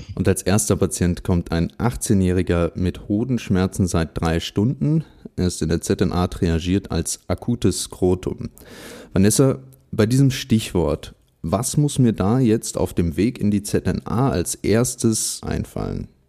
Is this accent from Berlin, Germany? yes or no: yes; Berlin, Germany; in meiner Heimatstadt Berlin